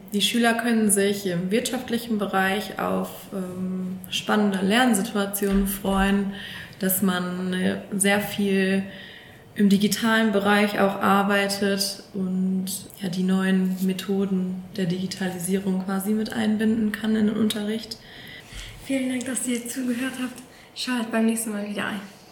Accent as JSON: {"language": "German", "area": "Sauerland, near Lüdenscheid", "region": "North Rhine-Westphalia", "country": "Germany", "also_born_or_lived": "Paderborn", "moved": "as an adult", "lives_now": "Warburg, Germany", "said": "Tatsächlich komme ich aus dem Sauerland aus der Nähe von Lüdenscheid"}